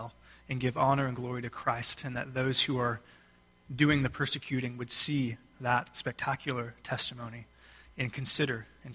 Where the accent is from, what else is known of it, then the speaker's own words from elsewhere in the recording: Texas, United States; I am from Texas